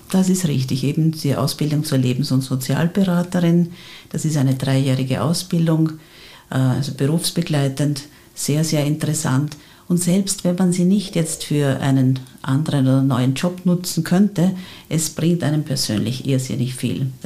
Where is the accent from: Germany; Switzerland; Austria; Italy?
Austria; Frauenkirchen, Burgenland; moved away as an adult; also born or lived in Vienna (Mauer); now in Vienna, Austria; ich bin äh, gebürtige Burgenländerin, bin aufgewachsen in Frauenkirchen im Seewinkel, und ähm, bin aber mittlerweile seit ungefähr 37 Jahren bereits in Wien und davon 34 Jahre in Mauer.